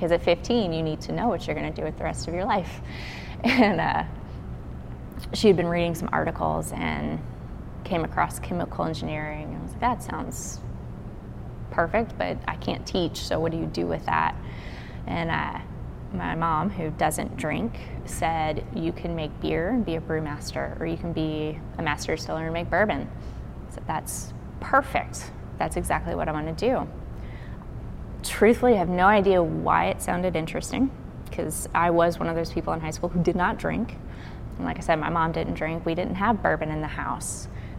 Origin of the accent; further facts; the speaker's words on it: Burlington, Kentucky, United States; now in Memphis, United States; So I am originally from Kentucky. I grew up in a small town called Burlington. It's about 12 miles south of Cincinnati, Ohio.